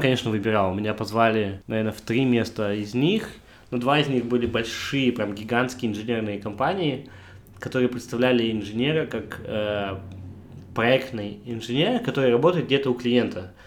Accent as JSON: {"language": "Russian", "region": "Almaty", "country": "Kazakhstan", "moved": "as an adult", "lives_now": "Hamburg, Germany", "said": "я единственный казах"}